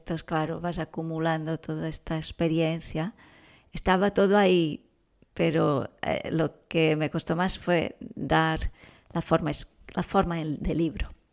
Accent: São Paulo, Brazil; moved away as an adult; now in Girona, Spain; Yo soy de Brasil, ah, viví allí, estudié ahí trabajaba allí. cuando vine ya tenía 28 años

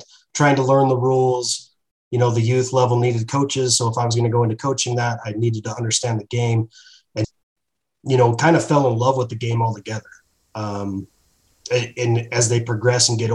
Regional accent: Sandy, Utah, United States; grew up in Sandy, Utah

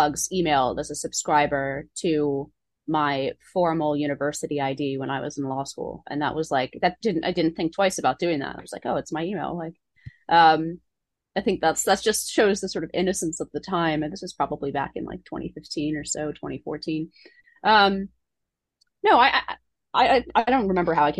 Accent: Palo Alto, California, United States; moved away; I grew up in Palo Alto

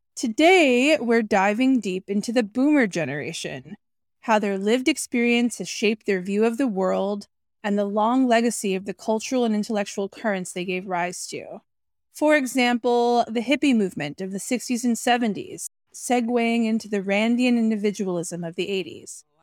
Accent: New York City, New York, United States; I was raised in New York City

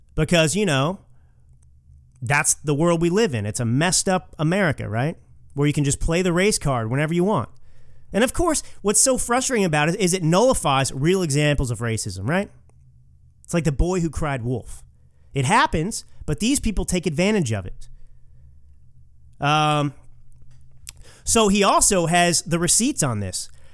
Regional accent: Texas, United States; I'm a Texan

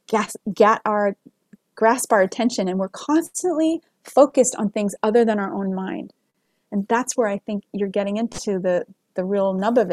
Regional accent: United States; As an American

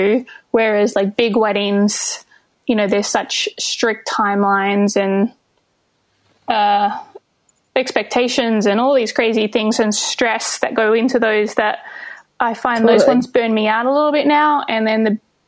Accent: Albany, Western Australia, Australia; moved away as an adult; also born or lived in Melbourne, Australia / Brooklyn, New York, United States; now in New York City, United States; But I'm originally from Albany in Western Australia, which is like a little tiny town of it's about 20,000 people

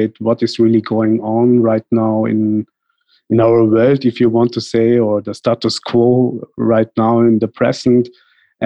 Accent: Tyrol, Austria; moved away as an adult; also born or lived in India; now in Vienna, Austria; my parents were born in India, but moved to Austria, first to Tyrol, that is a mountain region in Austria. I lived there many years, and then I moved to Vienna

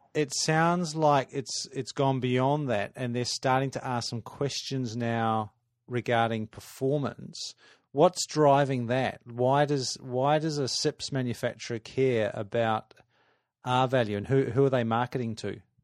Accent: Adelaide, South Australia, Australia; moved away; I grew up in Adelaide, spent 18 years there

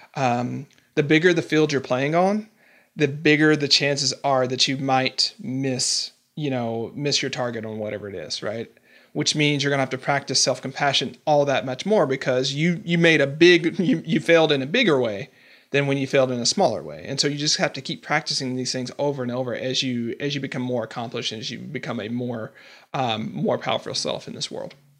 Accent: the South, United States; I'm from the South.

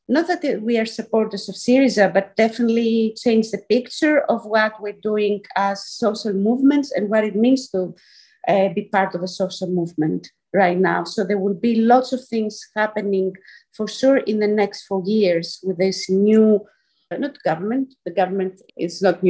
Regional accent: Athens, Attica, Greece; moved away as an adult; also born or lived in Scotland, United Kingdom; now in Athens, Greece; I am originally from Athens, from Greece, but I've been away for about 20 years studying and then working in the UK and more specifically in Scotland

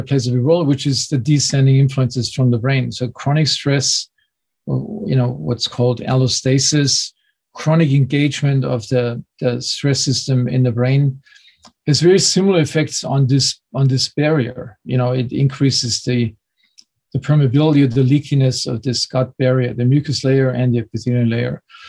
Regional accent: Munich, Bavaria, Germany; English is a second language; growing up in Munich in southern Germany, this was certainly not the place for known for its healthiest diet

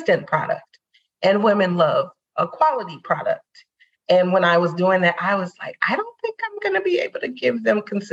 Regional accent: Saint Paul, Minnesota, United States; I'm born and raised in St. Paul

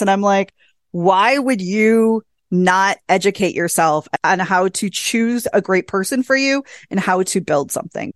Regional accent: small town Wisconsin, United States; I met my husband in my hometown of five thousand people in small town Wisconsin at a bowling alley.

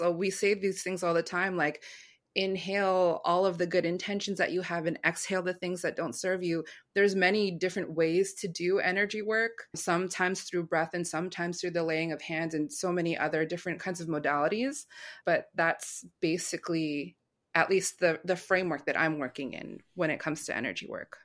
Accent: United States; going out into American schools

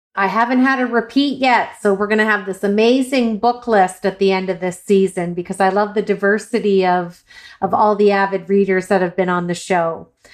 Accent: Ireland; I'm Irish

